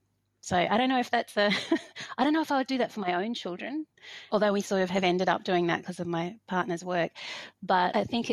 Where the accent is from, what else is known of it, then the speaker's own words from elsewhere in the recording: Hobart, Tasmania, Australia; also born or lived in Fiji / Sydney; now in Victoria, Australia; I am based in Wurundjeri and Boonwurrung country in Victoria, but I grew up in Lutruwita in Nipaluna.